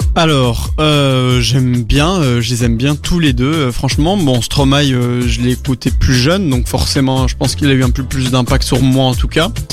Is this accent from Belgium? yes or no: yes; Belgium; on est des Belges moyens